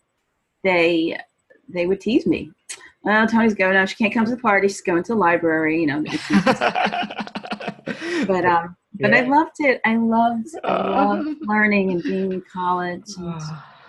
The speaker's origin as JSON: {"language": "English", "town": "New York City", "region": "New York", "country": "United States", "said": "I was from Brooklyn"}